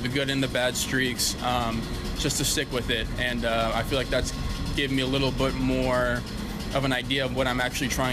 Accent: San Jose, California, United States; I'm from San Jose originally, California

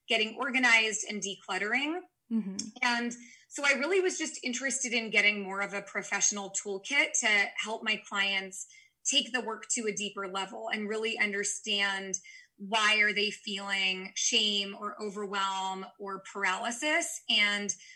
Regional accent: San Francisco Bay Area, California, United States; I'm from the San Francisco Bay Area

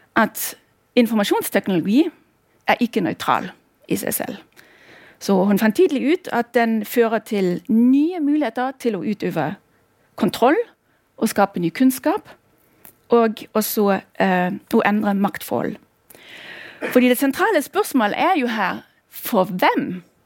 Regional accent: former East Germany, Germany; accent: German; Norwegian is a second language; also born or lived in Norway; now in Bergen, Norway; Jeg kommer opprinnelig, som dere hører, jeg har et aksent. Jeg kommer fra Tyskland, eller nærmere sagt fra tidligere Øst-Tyskland

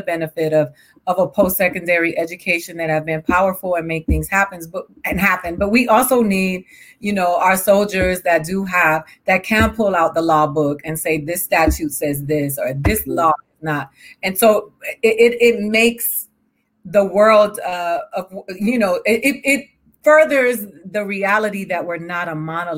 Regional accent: Miami, Florida, United States; also born or lived in Puerto Rico; I grew up in Miami where the majority of the students that I went to school with were either Black or brown

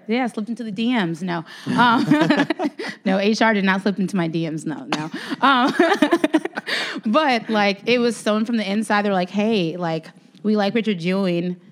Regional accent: Chicago, Illinois, United States; I'm from Chicago

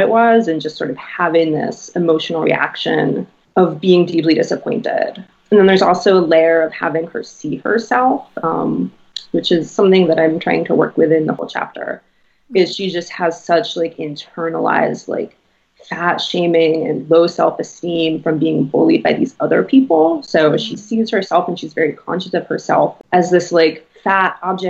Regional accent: Boston, Massachusetts, United States; growing up in Boston

